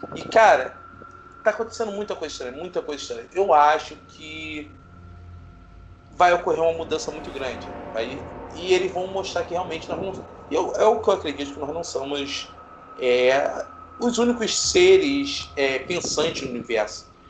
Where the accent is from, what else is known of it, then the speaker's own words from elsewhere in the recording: Rio de Janeiro, Brazil; aqui no Rio de Janeiro, nós somos do Rio de Janeiro